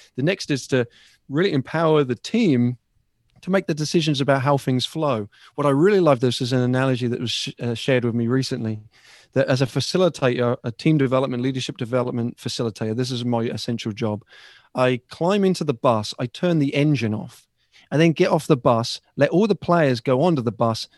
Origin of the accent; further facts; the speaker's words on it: Ipswich, East of England, United Kingdom; now in United States; from my hometown